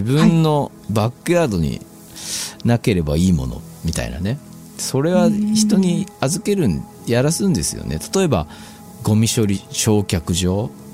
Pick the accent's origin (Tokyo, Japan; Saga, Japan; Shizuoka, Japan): Shizuoka, Japan; 僕静岡に生まれて